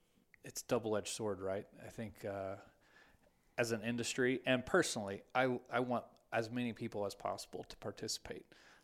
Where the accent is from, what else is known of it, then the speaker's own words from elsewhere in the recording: Texas, United States; now in Wyoming, United States; I grew up in Texas.